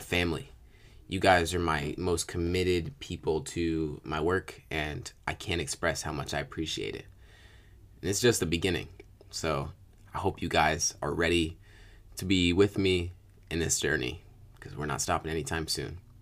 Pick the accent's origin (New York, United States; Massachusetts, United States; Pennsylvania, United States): New York, United States; upstate; also born or lived in Virginia; at about two years old, uh, my mother and father got divorced. We moved from Virginia to upstate New York.